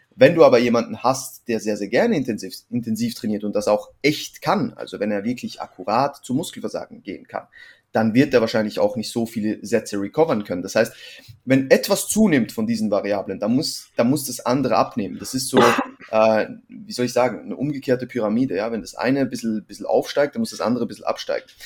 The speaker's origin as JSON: {"language": "German", "country": "Switzerland", "moved": "yes", "lives_now": "Vienna, Austria", "said": "ich bin ursprünglich aus der Schweiz, wohne mittlerweile in Wien"}